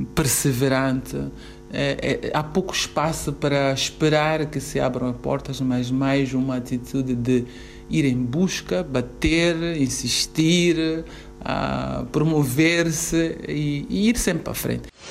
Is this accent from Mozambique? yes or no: yes; Mozambique; sou moçambicana